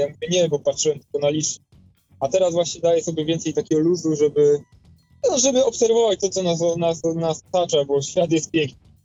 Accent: Poznań, Greater Poland, Poland; Pochodzę z Poznania

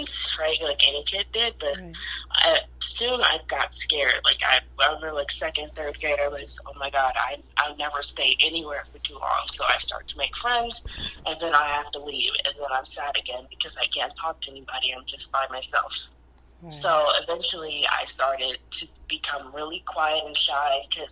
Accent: Detroit, Michigan, United States; also born or lived in Taylor, Michigan; I'm born and raised in Detroit, but I've kind of lived all over southeastern Michigan.

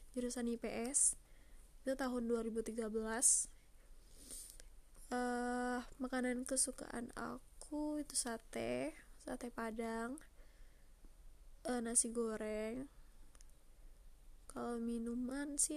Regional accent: Pekanbaru, Riau, Indonesia; umur aku 25 tahun. Aku berasal dari Pekanbaru.

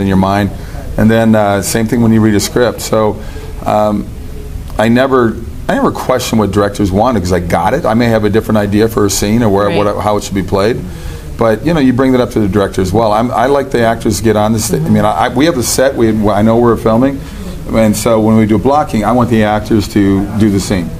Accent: Minneapolis, Minnesota, United States; moved away as an adult; also born or lived in Los Angeles; I grew up in Minneapolis.

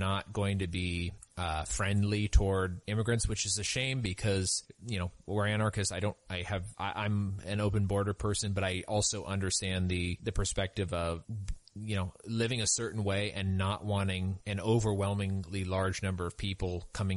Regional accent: California, United States; I sort of think of myself as a Californian

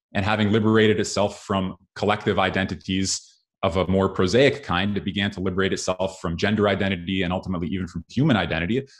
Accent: Canada; I therefore grew up in a liberal democracy in Canada

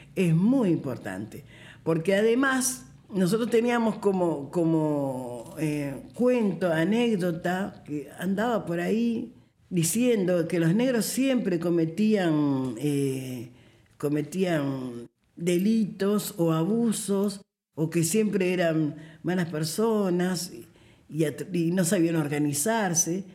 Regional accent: Montevideo, Uruguay; nací aquí en Montevideo, como les contaba, en el barrio Palermo, un barrio de negros, como, como dice la canción. Eh, y bueno, en este barrio me crié

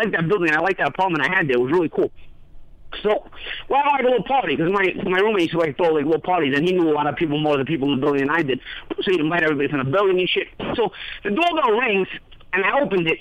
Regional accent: New York City, New York, United States; accent: Brooklyn

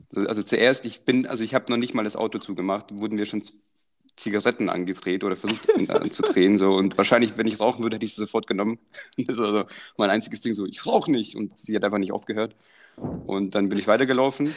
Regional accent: Croatia; now in Germany; wo wir aufgewachsen sind in Kroatien

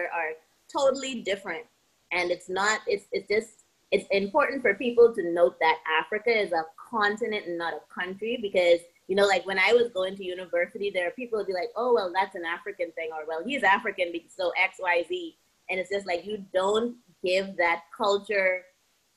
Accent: Bahamas; moved away as an adult; also born or lived in Miami / Georgia / Orlando / Dubai; I'm from the Bahamas, born and raised on a very small island.

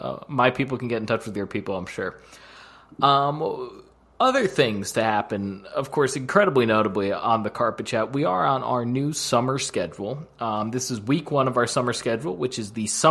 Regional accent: United States; I am your American host

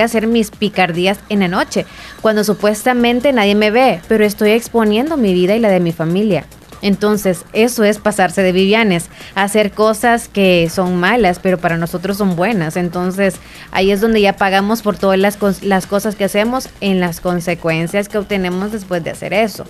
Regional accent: El Salvador; sí somos los salvadoreños

